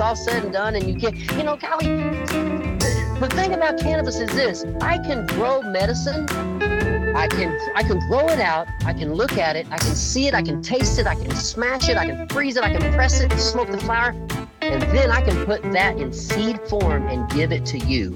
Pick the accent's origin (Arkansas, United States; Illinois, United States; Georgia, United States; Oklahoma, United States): Oklahoma, United States; I'm from Oklahoma